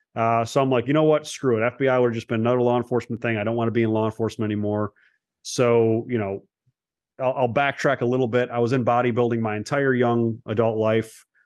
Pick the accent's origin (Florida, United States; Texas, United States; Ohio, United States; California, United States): Ohio, United States; Cleveland; also born or lived in Los Angeles; I was born in Los Angeles. Uh, only was there as a very short amount of time. uh, as a baby, a young kid, and then I grew up in the east side of Cleveland